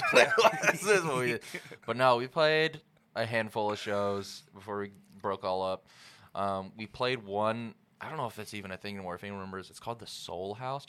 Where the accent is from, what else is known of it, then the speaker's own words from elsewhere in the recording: Jacksonville, Arkansas, United States; I was born in Jacksonville, yeah.